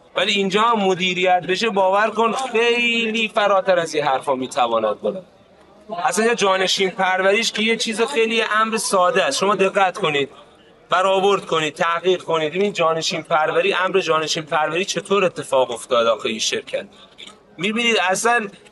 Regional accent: Iran; ما همه ایرانیم

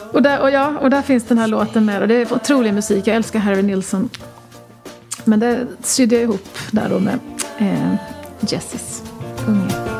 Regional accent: Jönköping, Jönköping County, Sweden; moved away as an adult; also born or lived in New York; vi var från Jönköping och bodde där länge

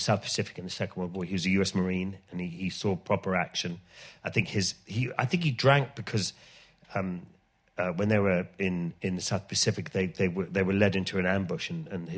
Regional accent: Ireland; moved away; it was funny growing up in Ireland because we grew up in the middle of the countryside in Ireland

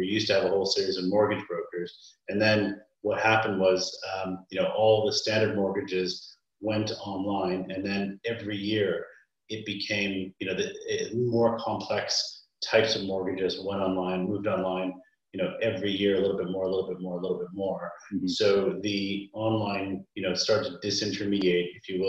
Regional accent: Canada; I'm Canadian by background

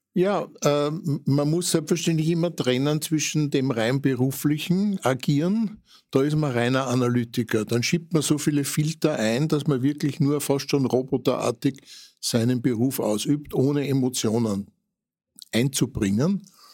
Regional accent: Vienna, Austria; wir waren ja in Otterkring daheim

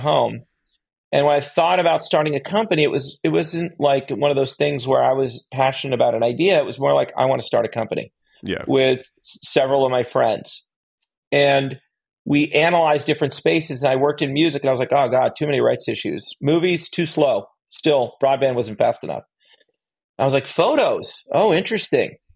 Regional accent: Bethlehem, Pennsylvania, United States; I grew up in Bethlehem, Pennsylvania.

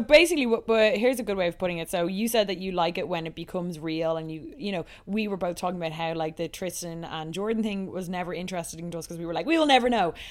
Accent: Dublin, Leinster, Ireland; also born or lived in United States; I'm just from Dublin

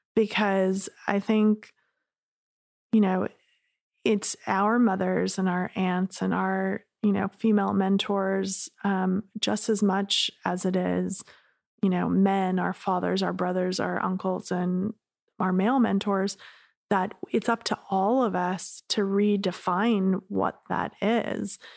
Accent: Laguna Beach, California, United States; I grew up in Laguna

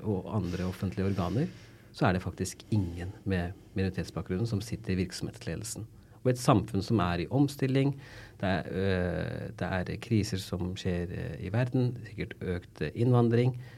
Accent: Tønsberg, Vestfold, Norway; moved away as an adult; also born or lived in London; now in Oslo, Norway; Jeg er født og vokst i Tønsberg

